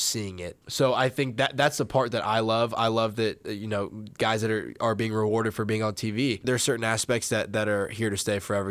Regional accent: Indiana, United States; moved away; I'm from Indiana

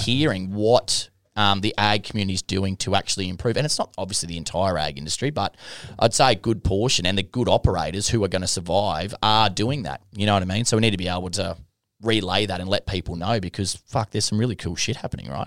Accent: Longreach, Queensland, Australia; moved away; I'm from Long Reach

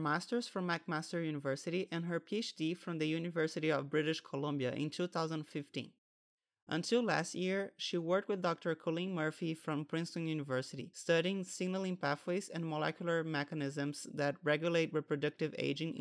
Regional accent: Brazil; now in United States; Yeah, I come from Brazil

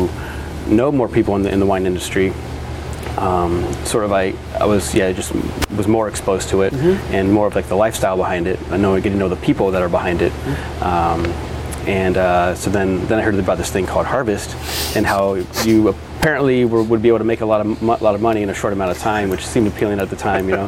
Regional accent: Iowa, United States; moved away as an adult; now in Oregon, United States; I moved to Oregon from Iowa, graduated high school in Iowa, and then went to Linfield College

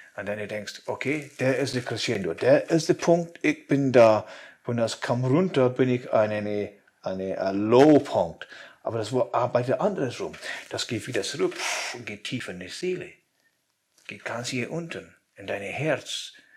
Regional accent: Scotland, United Kingdom; German is a second language; moved away; ich will zurück zu meiner Heimat, zum Schottland.

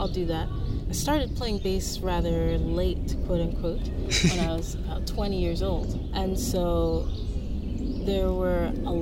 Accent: New Jersey, United States; also born or lived in South Orange, New Jersey; I'm from New Jersey

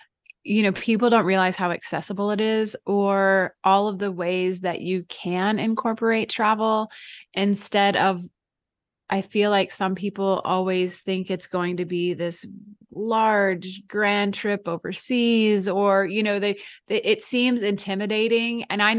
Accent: Midwest, United States; so I grew up in the Midwestern part of the US. I grew up in a very rural farming community.

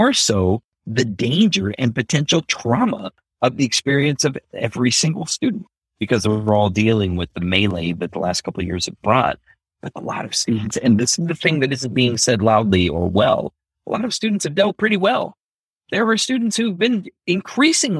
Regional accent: Omaha, Nebraska, United States; When we finally got landed, it was in Omaha, Nebraska. I ended up growing up in North Omaha, Nebraska

